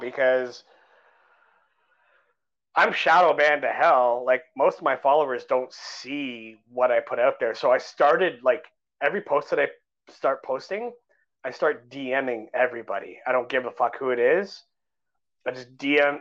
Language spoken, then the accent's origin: English; Canada; I'm a Canadian guy